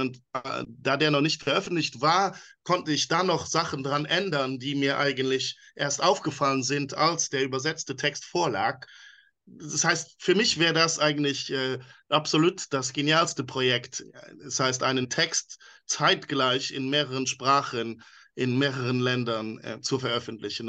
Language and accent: German; Luxembourg; first language Luxembourgish; German is a second language; Meine Muttersprache ist Luxemburgisch, da meine Mutter ja aus Luxemburg stammt